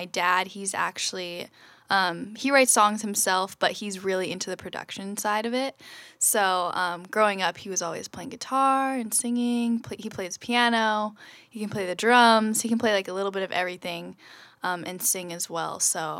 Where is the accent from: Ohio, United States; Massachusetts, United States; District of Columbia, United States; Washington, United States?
Washington, United States; Olympia; also born or lived in San Diego, California; now in Seattle, United States; I grew up in Olympia.